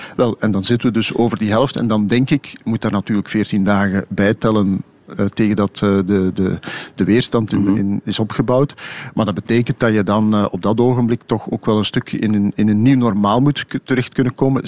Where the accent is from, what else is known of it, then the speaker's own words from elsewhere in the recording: Flanders, Belgium; als Vlamingen